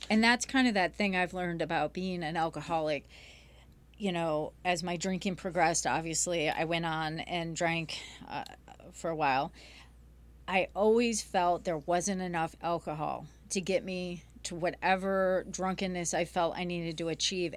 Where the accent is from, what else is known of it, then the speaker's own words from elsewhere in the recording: Grosse Pointe, Michigan, United States; I grew up here in Michigan, Grosse Pointe